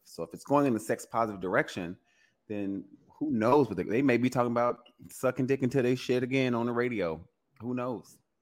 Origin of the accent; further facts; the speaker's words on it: Louisiana, United States; I'm from Louisiana, you know, we're, you know, the birthplace of jazz